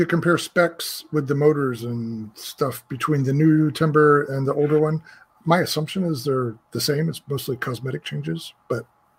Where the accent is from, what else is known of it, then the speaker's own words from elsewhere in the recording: Florida, United States; as I was growing up in Florida